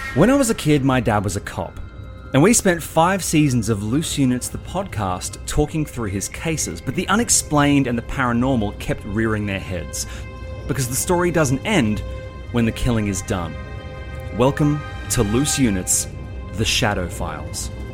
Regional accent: Sydney, New South Wales, Australia; growing up around Sydney

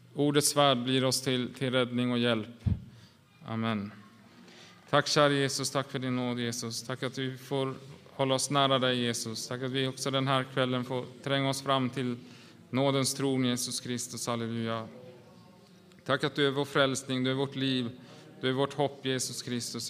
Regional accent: Åland Islands; vi kommer ju från Åland

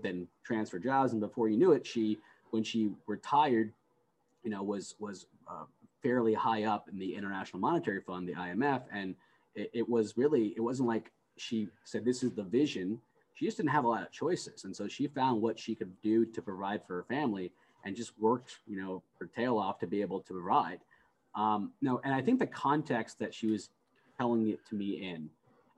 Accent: United States; I was the first one born in the United States. And I was born in the United States, you know, a mere weeks after my mother was able to escape Iran.

